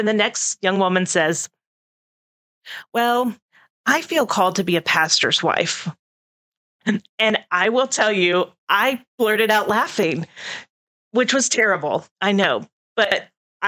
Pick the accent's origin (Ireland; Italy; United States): United States; Houston, Texas; moved away as an adult; also born or lived in Los Angeles; now in Putnam County, United States; I grew up in Houston, then I lived in Los Angeles, and then I moved here